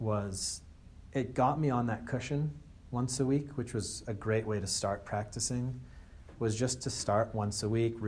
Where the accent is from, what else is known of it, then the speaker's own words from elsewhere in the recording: Andover, United States; I'm actually from Andover, which is where Circles of Wisdom is from. So I was Andover's first monk, first Buddhist monk from Andover.